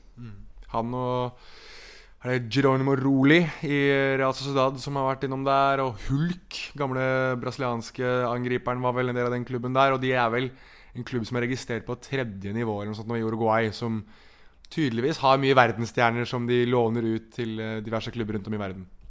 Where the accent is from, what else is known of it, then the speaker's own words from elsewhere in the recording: Norway; som nordmann